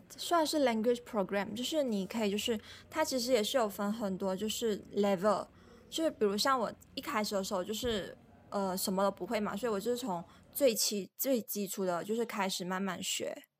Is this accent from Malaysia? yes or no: yes; Malaysia; moved away as an adult; also born or lived in France; je suis malaisienne